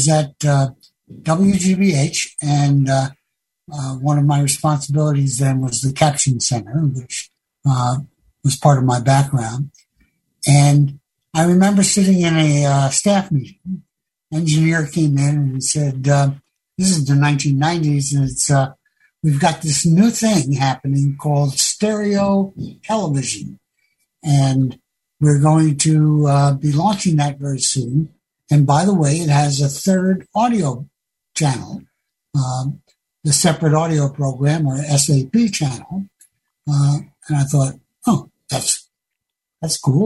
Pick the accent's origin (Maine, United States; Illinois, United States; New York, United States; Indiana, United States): New York, United States; New York City; growing up in the Bronx, New York, in the 50s